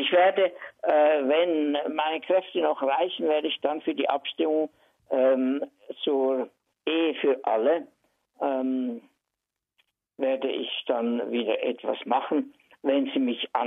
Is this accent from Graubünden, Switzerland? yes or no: no; Reinach, Basel-Landschaft, Switzerland; born there; Hallo zusammen … Theater- und Filmschauspieler, geboren in Rienach bei Basel